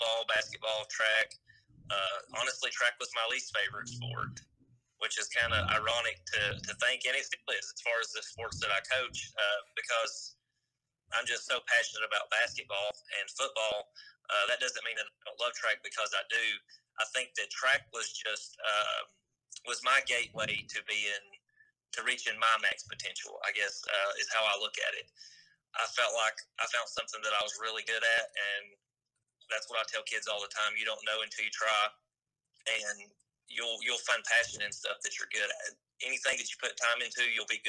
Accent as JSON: {"language": "English", "town": "Big Stone Gap", "region": "Virginia", "country": "United States", "tie": "born or raised there", "said": "I grew up in Big Stone Gap, which was Pat Valley High School"}